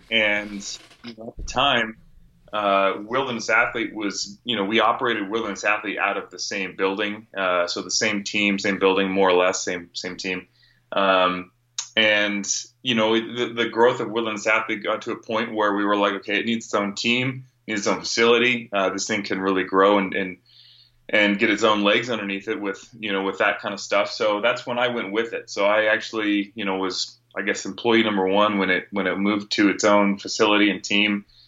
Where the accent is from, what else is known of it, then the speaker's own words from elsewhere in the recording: California, United States; No, I grew up, born and raised in Northern California. I've only lived here in Arizona for, gosh, about years.